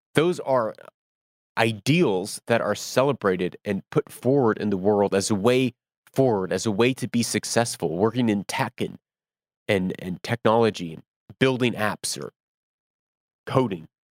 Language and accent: English; United States; moved away; I do not live in America. I am American.